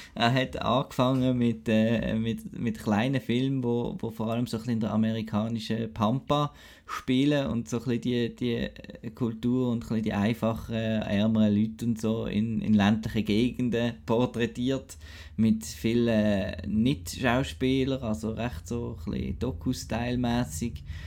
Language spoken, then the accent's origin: German; Basel, Basel-Stadt, Switzerland; moved away; aus meiner Heimat Basel